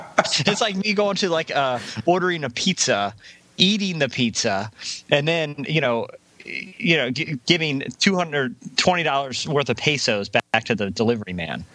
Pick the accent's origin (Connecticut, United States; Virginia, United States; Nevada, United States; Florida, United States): Virginia, United States; moved away; this one is actually from my hometown newspaper. the Virginian pilot.